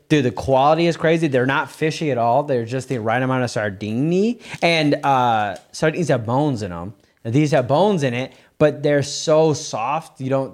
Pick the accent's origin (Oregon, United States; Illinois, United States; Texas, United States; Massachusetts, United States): Illinois, United States; we're from Illinois, so deep dish is a staple.